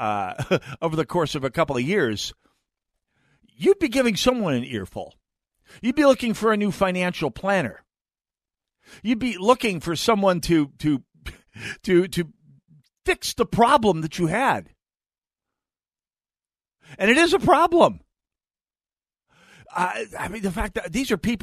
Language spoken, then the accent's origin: English; North Dakota, United States; moved away as an adult; there's a lot of reasons I left North Dakota, although the place is doing very well these days. I mean, and even my hometown is doing pretty decent